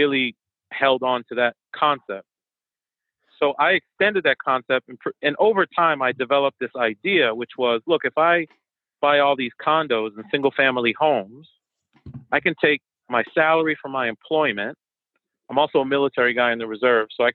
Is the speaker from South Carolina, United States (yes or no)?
no; Boston, Massachusetts, United States; first language French and Haitian Creole; English is a second language; moved away as an adult; also born or lived in New York / Virginia; now in Washington, D.C. area, United States; I was born in New York, raised in Boston, and I come from an immigrant family. So my family's Haitian